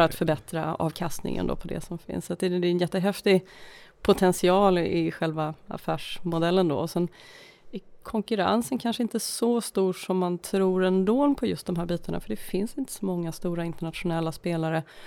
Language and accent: Swedish; Uppsala, Uppsala County, Sweden; now in Stockholm, Sweden; jag är från Uppsala från början, eh, men bosatt i Stockholm sedan många, många år, född i Stockholm en gång i tiden